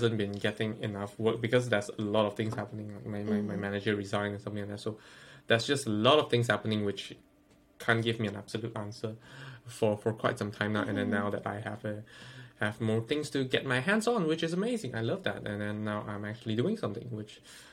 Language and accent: English; Malaysia; moved away as an adult; now in United Kingdom; we are both from Malaysia. We've been living the Malaysia idea. I mean, like, we've been implanted the Malaysian way of thought for like the past 20 years